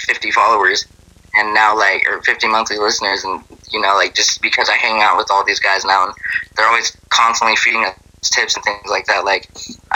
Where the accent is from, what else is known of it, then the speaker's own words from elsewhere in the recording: Carson City, Nevada, United States; moved away; also born or lived in Reno; out in Carson, which is where we're from